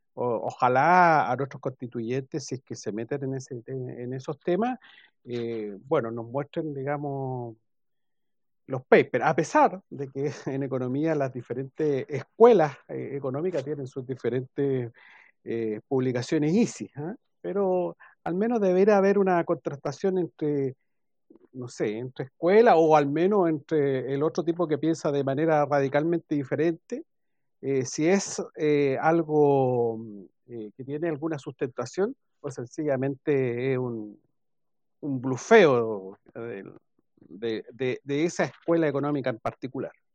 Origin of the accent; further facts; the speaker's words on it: Chile; nosotros como Chile, como chilenos